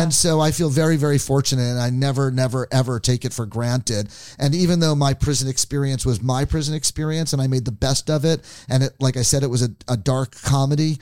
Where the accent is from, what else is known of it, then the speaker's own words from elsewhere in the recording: New Jersey, United States; now in San Francisco, United States; it's about 20 miles away from where I grew up